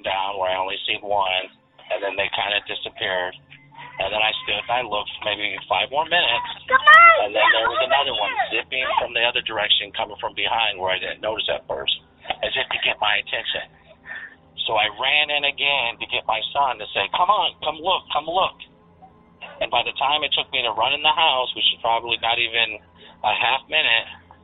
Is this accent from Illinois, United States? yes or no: yes; Central Illinois, United States; I'm from Central Illinois